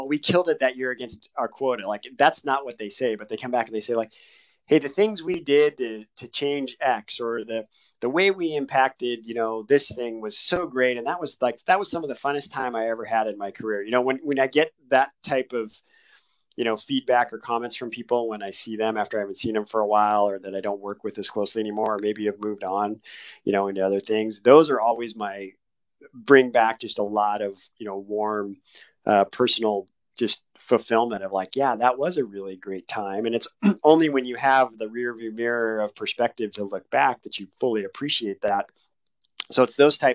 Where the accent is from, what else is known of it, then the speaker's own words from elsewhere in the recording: Newport Beach, California, United States; I grew up, I jokingly say, on the mean streets of Newport Beach, California, which is a coastal community down in Southern California